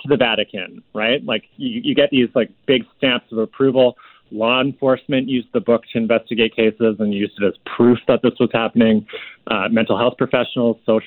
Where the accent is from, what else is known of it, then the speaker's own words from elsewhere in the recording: Victoria, British Columbia, Canada; I grew up in Victoria, BC